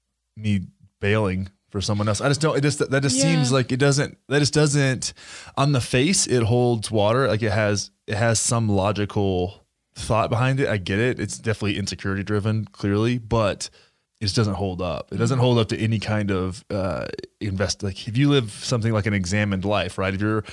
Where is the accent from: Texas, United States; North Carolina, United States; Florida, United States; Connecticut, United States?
Texas, United States; Graham; I always look back and think about like growing up in Graham, Texas, right?